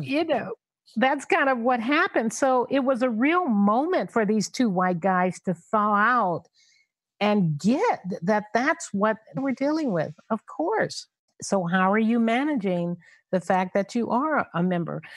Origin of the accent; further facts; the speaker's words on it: Los Angeles, California, United States; growing up in South Central Los Angeles